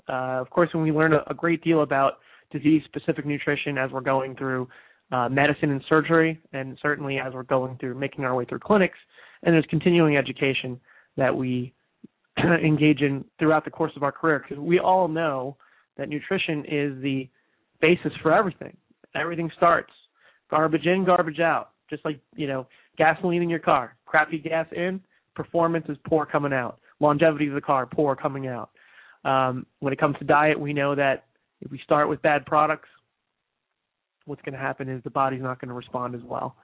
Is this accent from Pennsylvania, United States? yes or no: no; New Jersey, United States; moved away; New Jersey is my home state. I was there recently for my high school reunion